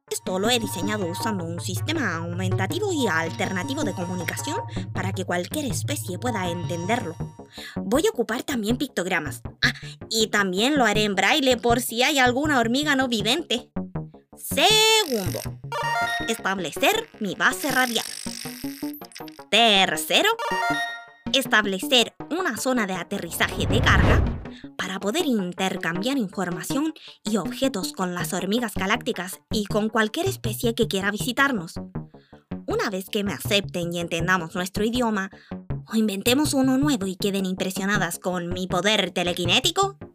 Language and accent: Spanish; Puerto Cisnes, Aysén, Chile; also born or lived in San Pedro de Atacama; cuando yo era guagua vivimos en San Pedro, en pleno desierto con mi familia, y a los dos años nos fuimos a vivir al frío de Puerto Cisnes.